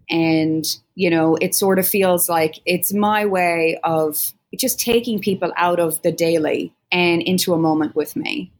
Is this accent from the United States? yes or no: no; Ireland; both being Irish musicians